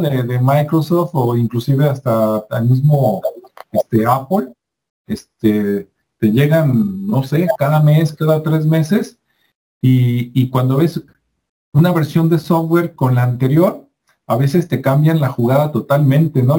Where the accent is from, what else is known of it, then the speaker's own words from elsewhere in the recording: Mexico; acá en México